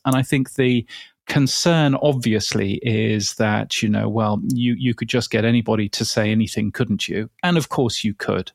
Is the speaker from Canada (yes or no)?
no; United Kingdom; accent: British English; in a British English accent.